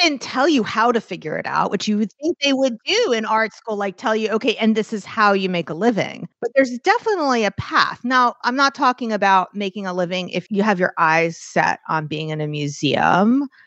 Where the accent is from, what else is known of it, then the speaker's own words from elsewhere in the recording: New York, United States; I'm New Yorker, I'm Jewish